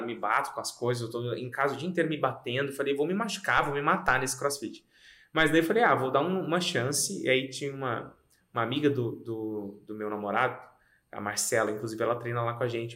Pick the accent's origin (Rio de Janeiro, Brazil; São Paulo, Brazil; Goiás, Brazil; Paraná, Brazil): Goiás, Brazil; Goiânia; moved away as an adult; now in Rio Grande do Sul, Brazil; eu sou nascido em Goiânia, é, tenho 33 anos é, e mora aqui no Rio Grande do Sul tem nove anos